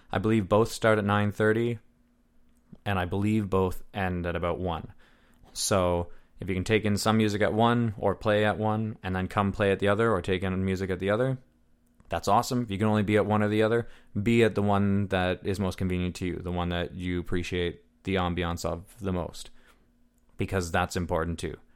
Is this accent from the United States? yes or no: no; Deep River, Ontario, Canada; now in North Bay, Canada; I'm from Deep River, which is a town of forty-two hundred, maybe five thousand